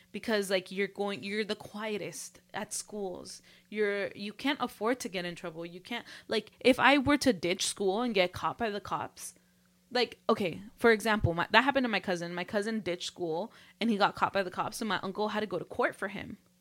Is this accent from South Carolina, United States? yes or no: no; Los Angeles, California, United States; we grew up in L